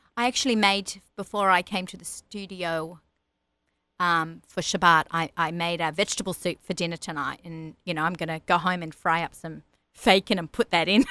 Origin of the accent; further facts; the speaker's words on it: Sydney, New South Wales, Australia; accent: Australian; moved away as an adult; also born or lived in Lower East Side, New York; now in Woodmere, United States; I grew up in Australia